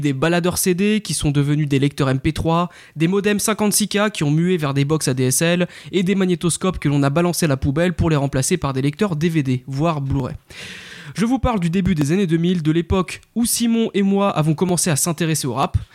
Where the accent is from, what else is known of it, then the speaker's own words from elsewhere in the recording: France; en tant que français